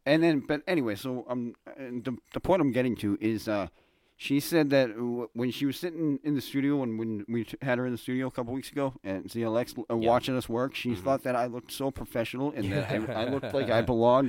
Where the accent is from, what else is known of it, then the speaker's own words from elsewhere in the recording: Massachusetts, United States; accent: Boston; I don't think I've lost my Boston accent at all.